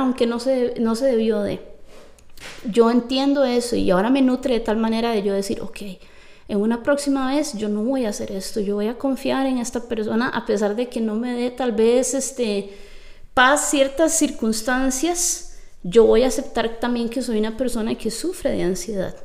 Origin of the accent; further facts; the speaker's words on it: Costa Rica; yo vengo de Costa Rica, que yo soy tica